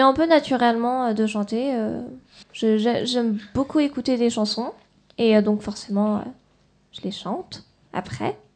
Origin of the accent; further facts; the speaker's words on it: France; je suis née en France.